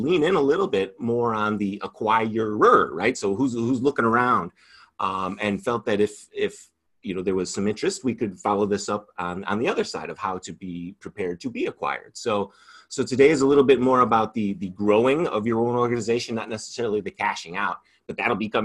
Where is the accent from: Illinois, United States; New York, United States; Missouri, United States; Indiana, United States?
Illinois, United States; Batavia; I grew up in Batavia, mm-hmm. Illinois